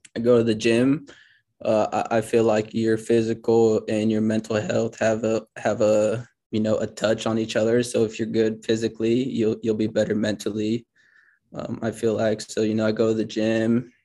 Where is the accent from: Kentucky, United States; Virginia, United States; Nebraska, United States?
Nebraska, United States; Grand Island; moved away as an adult; now in Lincoln, United States; I'm actually, I'm from Grand Island, Nebraska